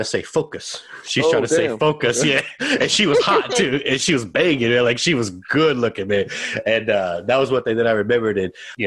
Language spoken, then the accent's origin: English; Santa Maria Projects, Texas, United States; I'm from Santa Maria Projects.